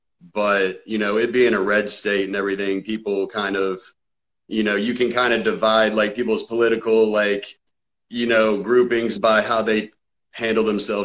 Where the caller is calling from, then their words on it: Georgia, United States; I'm calling from Georgia.